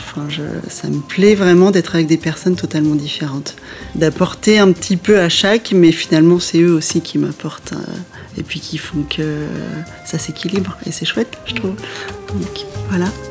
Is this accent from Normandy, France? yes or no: yes; Normandy, France; moved away as an adult; also born or lived in Limousin; je venais de Normandie